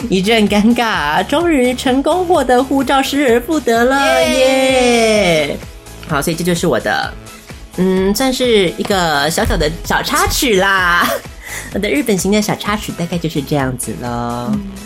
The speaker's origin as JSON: {"language": "Chinese", "country": "Taiwan", "said": "I'm from Taiwan"}